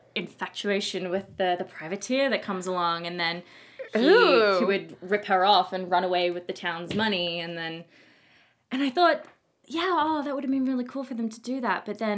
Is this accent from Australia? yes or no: yes; Australia; moved away; I'm from Australia.